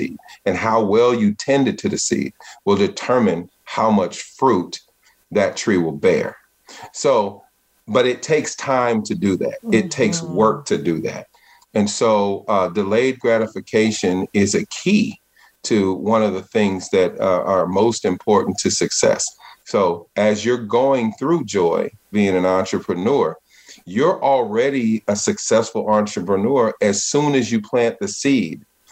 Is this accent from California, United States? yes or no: yes; Richmond, California, United States; born or raised there